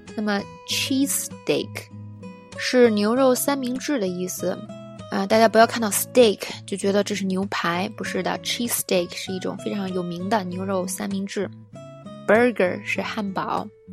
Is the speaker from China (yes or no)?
yes; China; 作为中国人